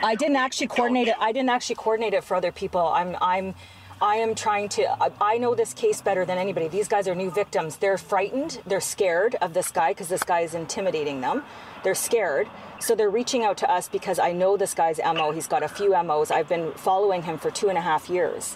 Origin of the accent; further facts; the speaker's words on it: British Columbia, Canada; I'm from British Columbia.